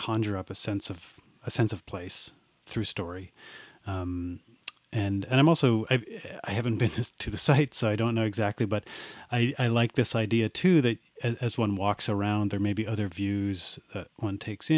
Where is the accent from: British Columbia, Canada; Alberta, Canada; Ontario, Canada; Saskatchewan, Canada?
Ontario, Canada; Perth; I grew up in Perth, Ontario